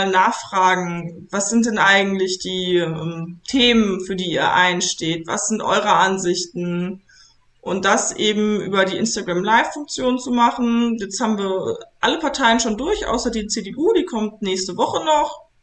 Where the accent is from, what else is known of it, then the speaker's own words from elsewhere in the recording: Papenburg, Lower Saxony, Germany; Papenburg im Emsland.